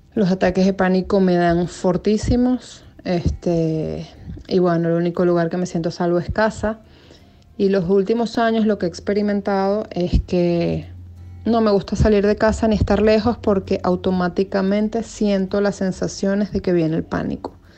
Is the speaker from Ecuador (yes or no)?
no; Venezuela; Yo soy venezolana, tengo 36 años